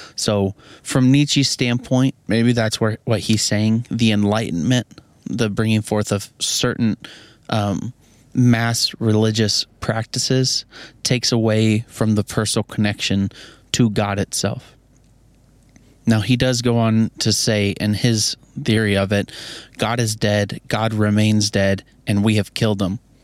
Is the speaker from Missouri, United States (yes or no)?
yes; Missouri, United States; I'm from Missouri